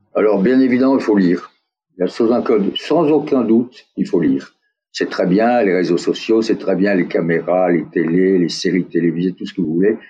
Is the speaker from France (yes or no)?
yes; France; accent: French; moved away; also born or lived in United States; mon accent français